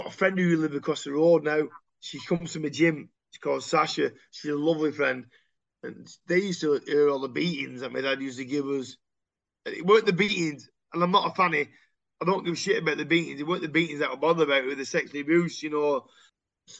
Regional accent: Royton, North West England, United Kingdom; also born or lived in High Compton / Shaw / Oldham; I'm from Royton

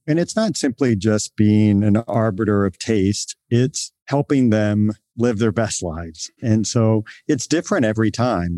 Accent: Virginia, United States; moved away as an adult; also born or lived in Boston; now in San Francisco, United States; I grew up in a small town in Virginia, in rural Virginia

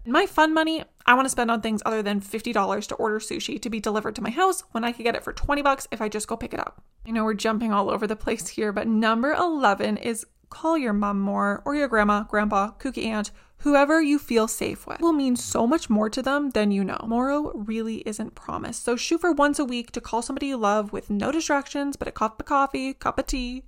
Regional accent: Canada; being Canadian is a little bit trickier

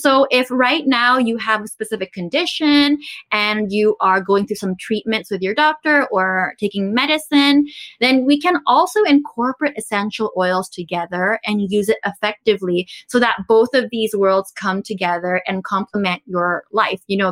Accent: Philippines; also born or lived in Taiwan; I grew up in the Philippines. So I'm actually from Taiwan, but I grew up in the Philippines. I came when I was super young.

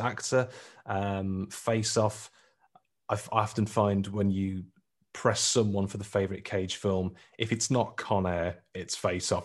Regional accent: Lichfield, West Midlands, United Kingdom; where I grew up in Litchfield

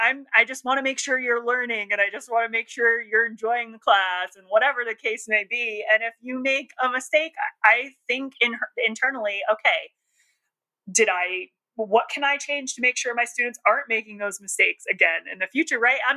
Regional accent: New Jersey, United States; accent: Jersey; I mean, I'm from New Jersey, but I don't really have my Jersey accent anymore.

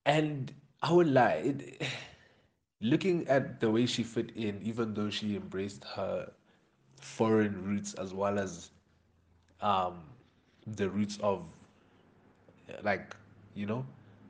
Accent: Jamaica; he started mentioning the fact that I'm Jamaican to some people, right?

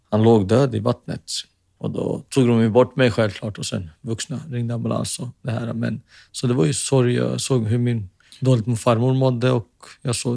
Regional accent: Finland; now in Sweden; i och med att man var finne. Och så romantiserade, eller man hade en romantiserad bild om att där hemma i Finland så är allting bra.

